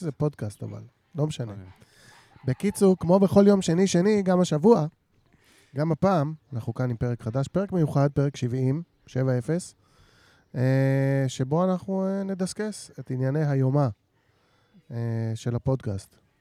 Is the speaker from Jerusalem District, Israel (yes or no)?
yes; Jerusalem, Jerusalem District, Israel; אני בתור ירושלמי